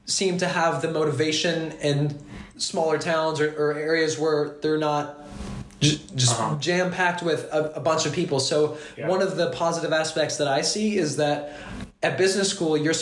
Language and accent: English; Kentucky, United States; moved away as an adult; now in France; I come from Kentucky, and we don't have a lot of connections with the outside world